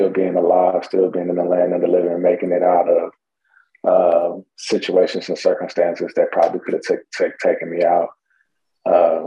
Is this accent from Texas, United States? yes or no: yes; Houston, Texas, United States; I grew up in the Houston, Texas area, north side of Houston, Texas, to be exact